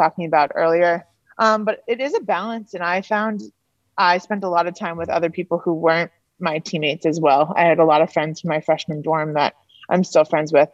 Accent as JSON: {"language": "English", "town": "Duxbury", "region": "Massachusetts", "country": "United States", "moved": "as an adult", "lives_now": "Middlebury, United States", "said": "I'm from Massachusetts, so I wanted to stay kind of in the New England area, close to home"}